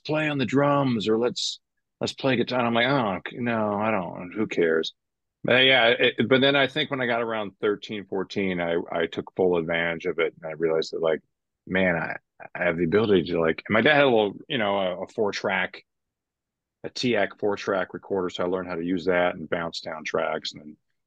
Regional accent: Vancouver, British Columbia, Canada; I grew up in Vancouver

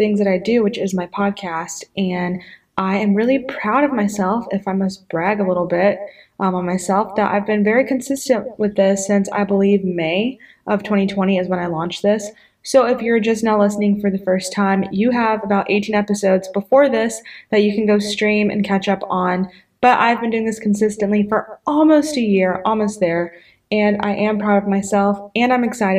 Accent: Pensacola, Florida, United States; A lot of churches in my hometown do this. It's called Pray for Pensacola

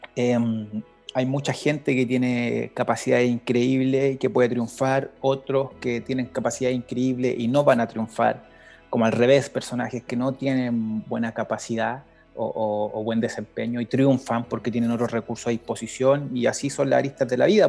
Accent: Valparaíso, Chile; vengo de Valparaíso

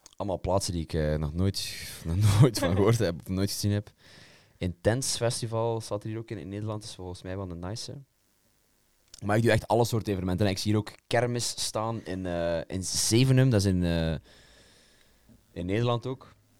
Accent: Belgium; mij als Belg

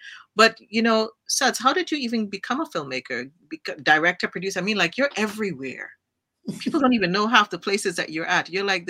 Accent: Trinidad & Tobago; moved away; I grew up in Trinidad

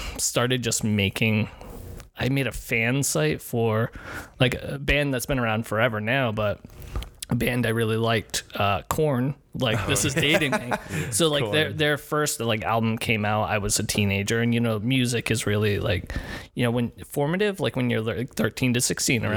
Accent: Scituate, Rhode Island, United States; I grew up in a little town called Scituate, which is kind of like a suburban, almost rural town in Rhode Island.

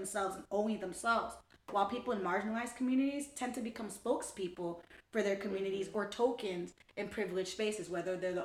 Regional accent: New York City, New York, United States; I love the Bronx. I'm from the Bronx.

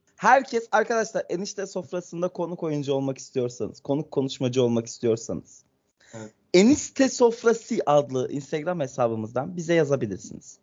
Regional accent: Ankara, Turkey; Ben Ankaralıyım

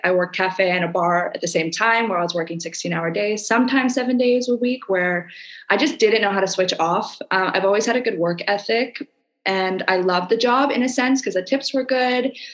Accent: Canada; now in Indonesia

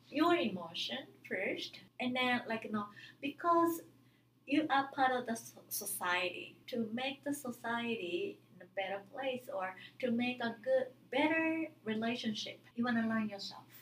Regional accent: Japan; English is a second language

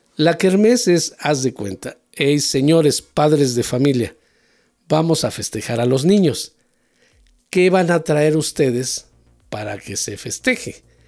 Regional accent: Mexico

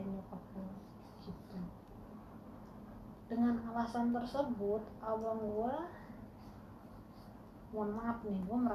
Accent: Aceh, Indonesia; gue manggil abang gue Stabang karena kita orang Aceh aslinya uh

